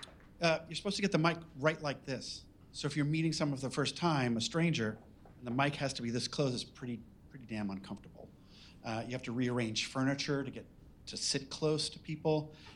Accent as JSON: {"language": "English", "region": "New England", "country": "United States", "said": "And I'm from New England"}